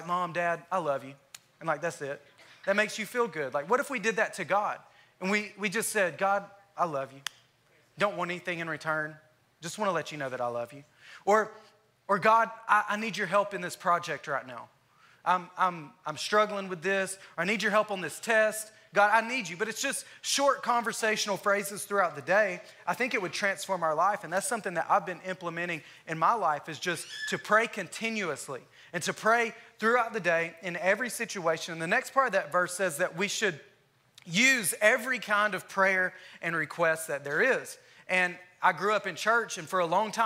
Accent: Alabama, United States; moved away as an adult; now in Texas, United States; I'm from Alabama. I've been here in Texas for 3.5 years now.

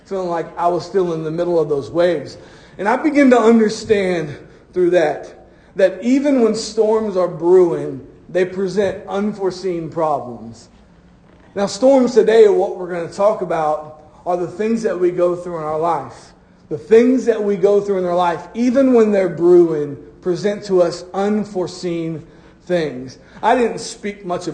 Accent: Florida, United States; I'm from Florida

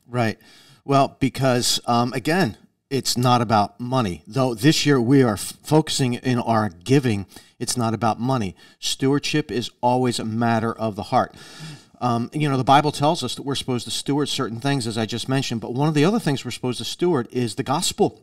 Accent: United States; as American Christians

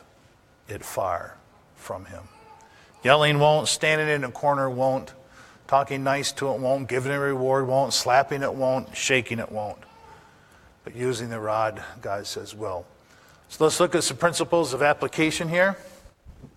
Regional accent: Upper Peninsula, Michigan, United States; I was raised in the Upper Peninsula

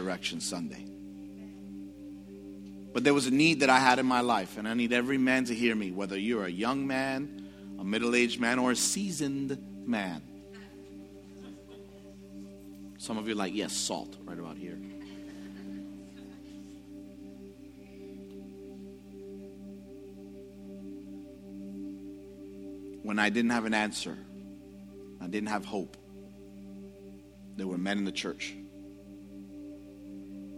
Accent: New York City, New York, United States; growing up in the Bronx, I struggled with understanding identity

